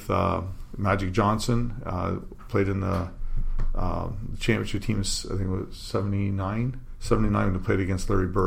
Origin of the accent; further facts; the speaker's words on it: Windsor, Ontario, Canada; Yeah, I grew up here in Windsor.